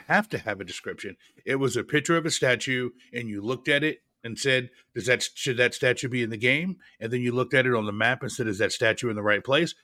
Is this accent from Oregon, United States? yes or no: yes; Oregon, United States; the state of Oregon, where I, where I'm, my home state.